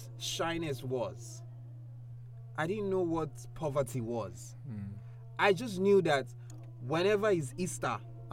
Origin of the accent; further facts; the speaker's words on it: Lagos, Nigeria; also born or lived in Surulere; I grew up in Makoko. I spent 7 years. Yes, I spent seven good years, solid years. I went to school in Makoko. I grew up, I stayed in Makoko. And I'm not talking the tushness of Makoko. I'm talking about the rural part.